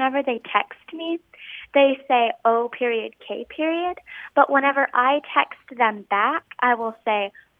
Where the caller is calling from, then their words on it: San Antonio, Texas, United States; I'm calling from San Antonio, Texas.